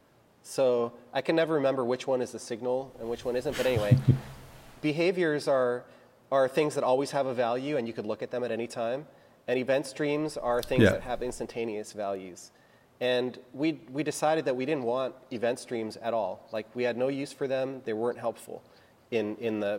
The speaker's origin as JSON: {"language": "English", "country": "United States", "said": "I'm American."}